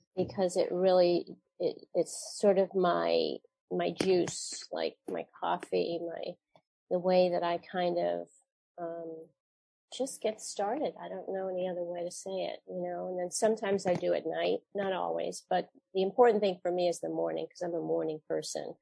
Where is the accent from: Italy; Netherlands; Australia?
Netherlands; The Hague, South Holland; I was born there in The Hague